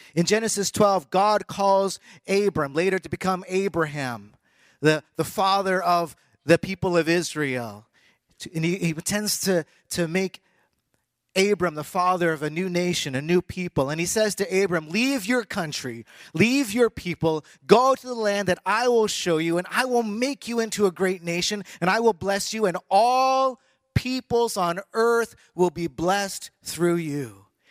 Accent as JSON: {"language": "English", "country": "Canada", "tie": "born or raised there", "also_born_or_lived": "United States / Taiwan", "moved": "yes", "said": "I was born in the United States. I was raised in Canada."}